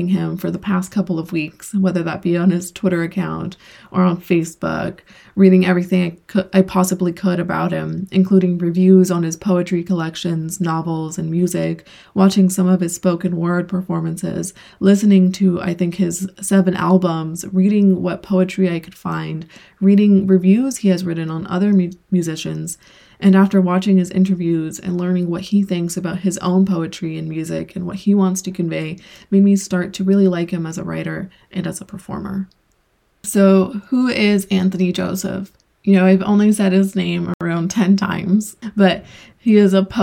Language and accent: English; El Salvador; moved away; I was born in El Salvador, and as the years go by, the more I miss it. I do go back and visit